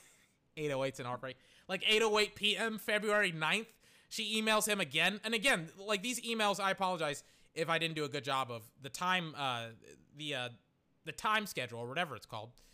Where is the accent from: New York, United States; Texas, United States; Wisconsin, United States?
Texas, United States; we're all from Tex, I'm from Texas